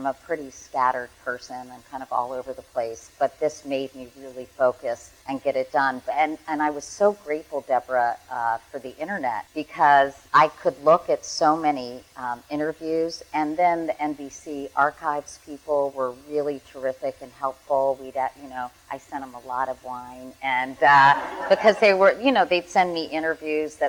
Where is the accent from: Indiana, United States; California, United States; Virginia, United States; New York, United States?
Virginia, United States; Arlington; I grew up in Arlington, Virginia